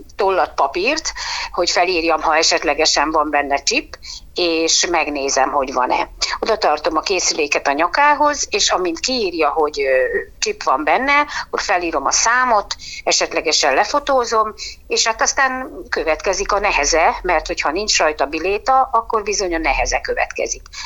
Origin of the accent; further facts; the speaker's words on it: Szeged, Csongrád-Csanád, Hungary; Szegedi lévén, igaz, hogy a város peremkerületi részén lakom